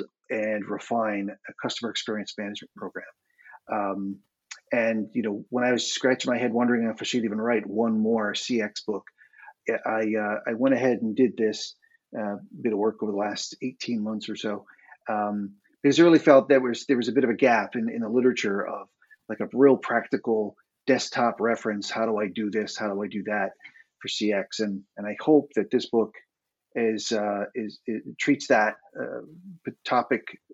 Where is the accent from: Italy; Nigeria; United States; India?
United States; moved away as an adult; now in Dublin, Ireland; I am an American living in Dublin, Ireland